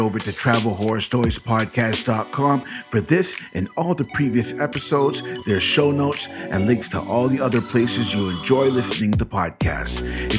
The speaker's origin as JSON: {"language": "English", "country": "Canada", "said": "I mean, it's January, and January, in my many years and experience as a Canadian, is one of the coldest months of the year"}